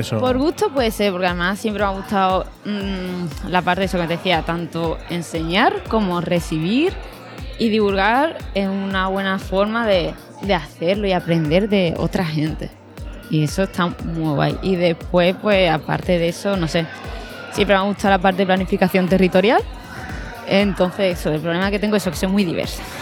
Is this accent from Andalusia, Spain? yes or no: yes; Seville, Andalusia, Spain; Estoy en Sevilla, que yo creo que yo soy de Sevilla